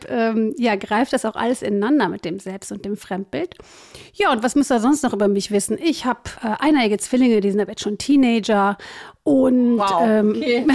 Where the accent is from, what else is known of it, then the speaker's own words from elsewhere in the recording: Cologne, North Rhine-Westphalia, Germany; Also ich bin 46, ich komme aus Köln, ich bin Business Coach und Trainerin.